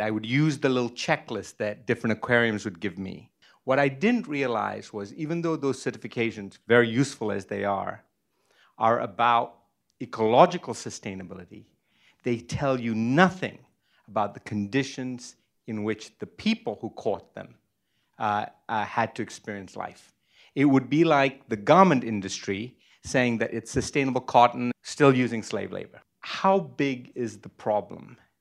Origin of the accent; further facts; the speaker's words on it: Sri Lanka; moved away; I was born in Sri Lanka, I literally grew up on the sea